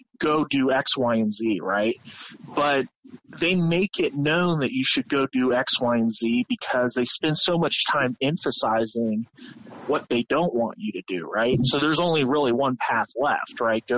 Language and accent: English; Columbus, Ohio, United States; I was a Columbus kid.